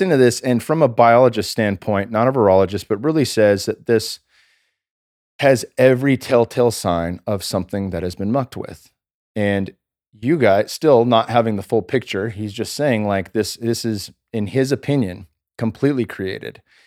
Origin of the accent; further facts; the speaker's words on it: California, United States; I'm from California.